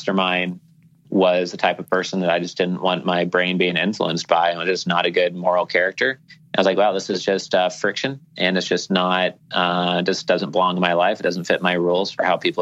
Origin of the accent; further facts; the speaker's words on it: Portland, Oregon, United States; moved away as an adult; now in Key Biscayne, United States; I had all my friends and family growing up in Portland, Oregon